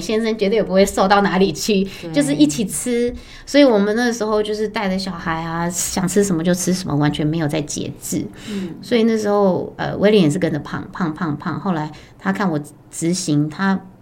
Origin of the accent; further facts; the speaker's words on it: Taipei, Taiwan; 我也是台北人，那我本身是二宝妈